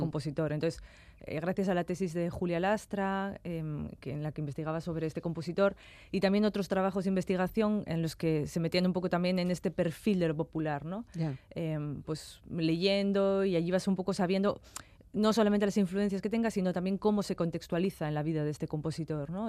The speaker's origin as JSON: {"language": "Spanish", "town": "Castro Urdiales", "region": "Cantabria", "country": "Spain", "said": "de mi tierra, de Castro"}